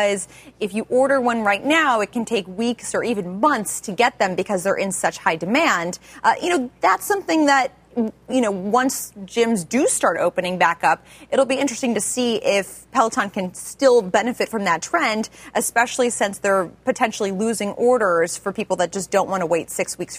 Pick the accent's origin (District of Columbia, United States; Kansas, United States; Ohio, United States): Kansas, United States; now in New York City, United States; I grew up in Kansas